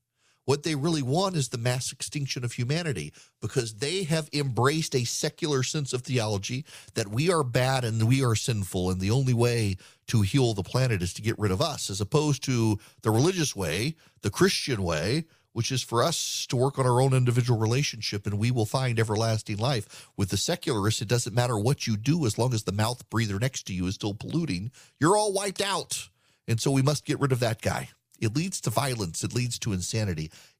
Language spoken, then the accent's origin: English; Dubai, United Arab Emirates; born or raised there